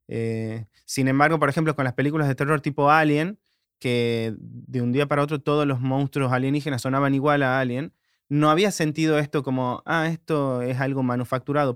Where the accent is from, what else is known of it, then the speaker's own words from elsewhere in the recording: Tucumán, Argentina; De Tucumán